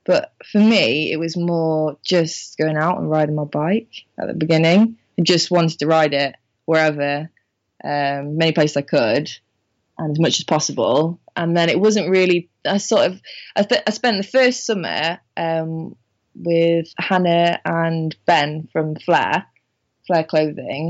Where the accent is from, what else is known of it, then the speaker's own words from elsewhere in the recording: Minehead, South West England, United Kingdom; moved away; I'm from Minehead